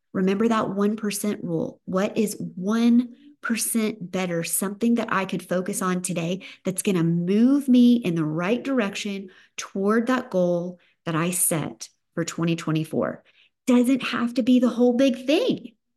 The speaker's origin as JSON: {"language": "English", "area": "the South", "region": "Southern United States", "country": "United States", "accent": "Southern", "said": "my Southern accent"}